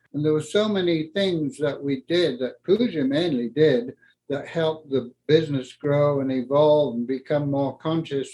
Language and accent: English; Yorkshire and the Humber, United Kingdom; moved away as an adult; also born or lived in north of Scotland; now in Colorado, United States; I grew up in England uh, in the war